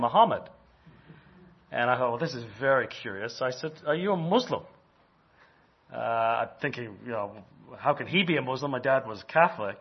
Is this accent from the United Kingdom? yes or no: yes; Birmingham, West Midlands, United Kingdom; now in Canada; I was born in Birmingham.